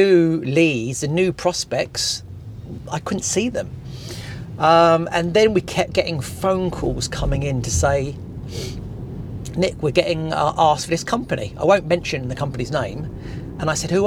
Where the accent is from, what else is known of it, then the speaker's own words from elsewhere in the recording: Portsmouth, South East England, United Kingdom; also born or lived in Horndean, Hampshire; I live in Hampshire in a place called Horndean. And I was born in Portsmouth. And so I've always been around that area.